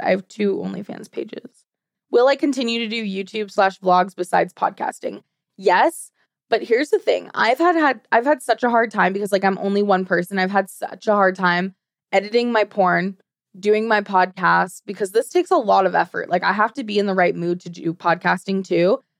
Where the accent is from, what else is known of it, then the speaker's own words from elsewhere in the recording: Sweden; also born or lived in United States; now in Arizona, United States; I live in Arizona now, but I was partly raised in Sweden. So I'm, you, American and Swedish